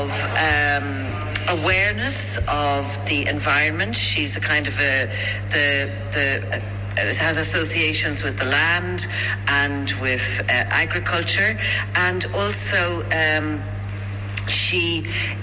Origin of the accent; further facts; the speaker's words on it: Clondalkin, Leinster, Ireland; when I was growing up in Clondalkin, I lived on St. Brigid's Road